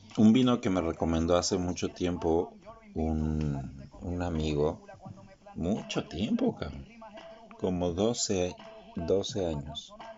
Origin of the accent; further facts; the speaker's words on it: Mexico; nosotros mexicanos